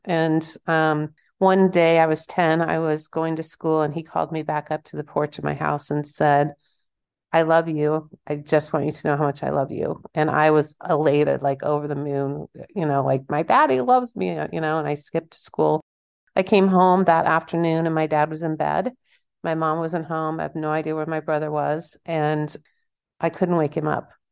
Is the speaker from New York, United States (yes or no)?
no; Kansas, United States; I'm from Kansas